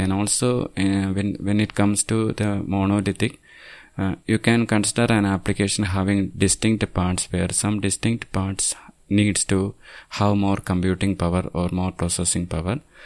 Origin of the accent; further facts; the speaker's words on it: Thiruvananthapuram, Kerala, India; I'm from Thiruvananthapuram, Kerala state, which is on the southernmost part of India